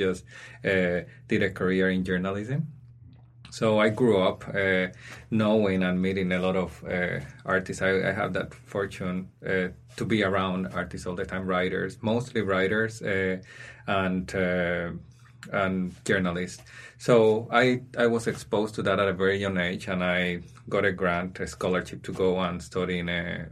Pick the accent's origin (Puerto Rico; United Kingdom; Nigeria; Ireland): Puerto Rico; San Juan; moved away as an adult; now in Saskatchewan, Canada; I came here 14 years ago, and I was born in the Caribbean, in San Juan, Puerto Rico